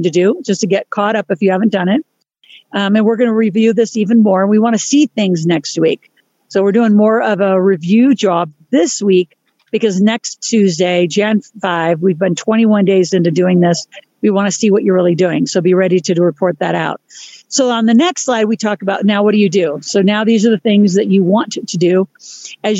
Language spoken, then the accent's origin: English; Nebraska, United States; moved away; I grew up in Nebraska, lovely place